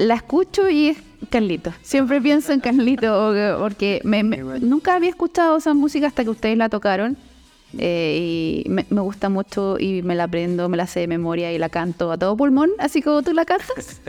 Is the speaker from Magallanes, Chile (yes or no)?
no; Puerto Montt, Los Lagos, Chile; also born or lived in Valdivia; de donde yo vengo, que es Puerto Montt.